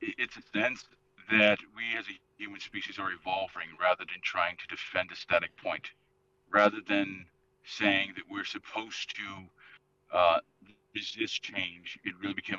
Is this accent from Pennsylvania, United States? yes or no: yes; Philadelphia, Pennsylvania, United States; growing up in Philadelphia